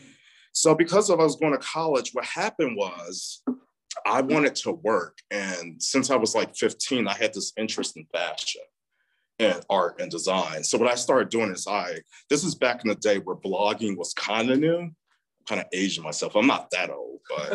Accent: Chicago, Illinois, United States; born or raised there

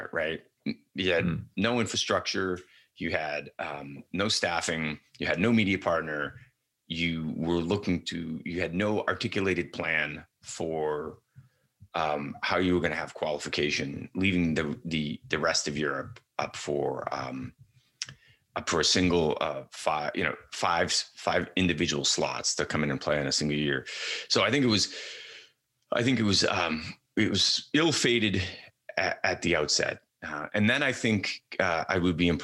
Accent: United States; as an American

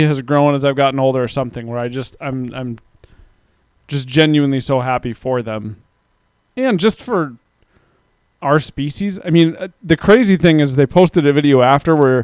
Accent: United States

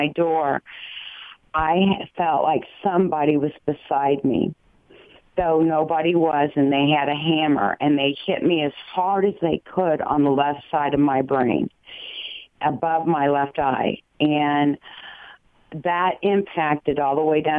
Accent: Dayton, Ohio, United States; I was born in Miami Valley Hospital. Kettering Labs is like my stomping ground

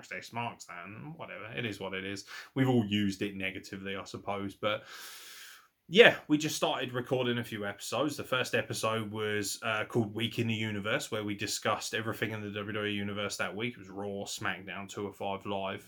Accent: Midlands, United Kingdom; I'm from the Midlands

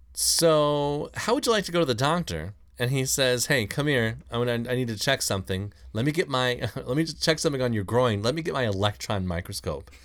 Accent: Mill Point, United States; I grew up in Mill Point

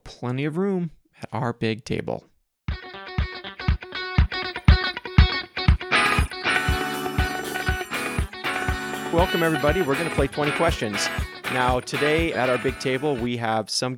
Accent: Ohio, United States; moved away as an adult; now in Missouri, United States; when I was 4 or 5 years old is when I moved to a house in Ohio that I stayed in until I left for college.

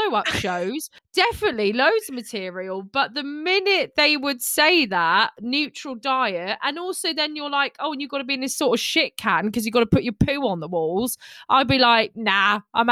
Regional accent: England, United Kingdom; I'm very English

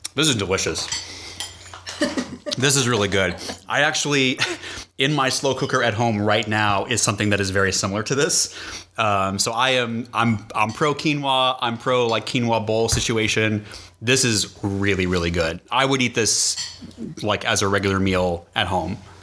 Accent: New England, United States; I'm from New England

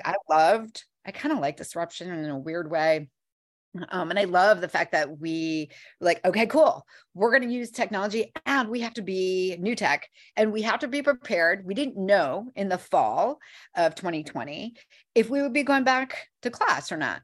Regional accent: Midwest, United States; now in New York City, United States; I am originally from um, the Midwest

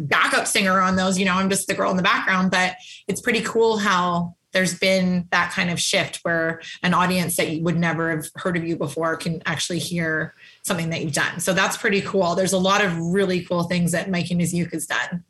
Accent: Calgary, Alberta, Canada; now in Toronto, Canada; I lived in Calgary, Alberta. So I'm not from Toronto.

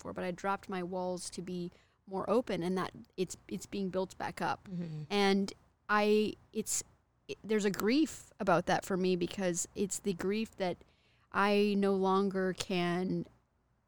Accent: Texas, United States; now in California, United States; I'm from Texas and I'm in California

